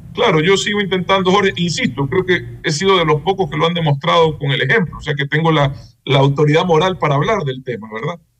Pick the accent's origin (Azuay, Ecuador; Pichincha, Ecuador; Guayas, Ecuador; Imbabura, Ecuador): Guayas, Ecuador; Guayaquil; como guayaquileño